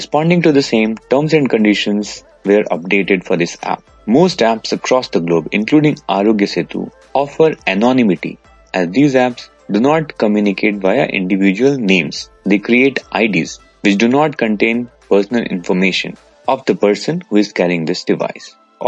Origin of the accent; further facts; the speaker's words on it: Dublin, Leinster, Ireland; from Dublin, Ireland.